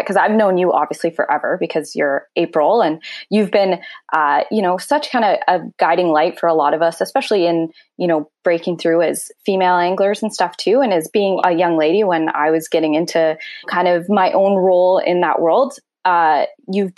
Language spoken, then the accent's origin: English; North Vancouver, British Columbia, Canada; I was born in North Vancouver and raised in North Vancouver and currently still in North Vancouver